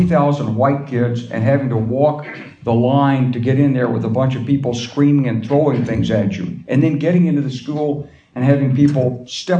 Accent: Arkansas, United States; I'm from Arkansas

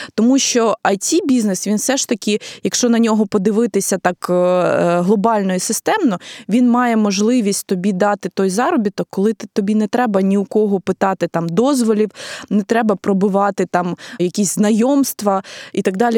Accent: Ukraine; я е, ну з України

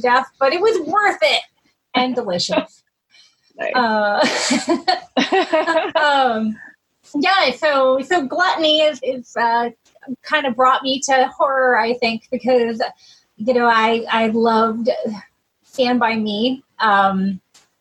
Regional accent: Southern Oregon, United States; I grew up in Southern Oregon in a very rural logging town

